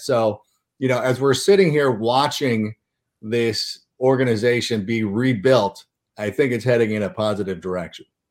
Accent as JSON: {"language": "English", "region": "Southern California", "country": "United States", "tie": "born or raised there", "said": "I was growing up in Southern California"}